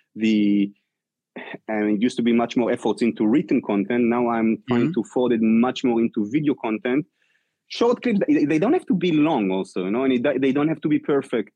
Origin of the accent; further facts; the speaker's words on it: Israel; moved away as an adult; now in New York, United States; I came from Israel